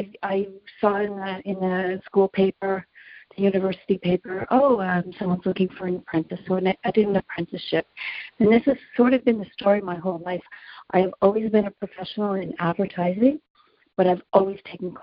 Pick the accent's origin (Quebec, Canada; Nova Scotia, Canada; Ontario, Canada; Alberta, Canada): Nova Scotia, Canada; Halifax; moved away as an adult; now in Montreal, Canada; when I grew up in Halifax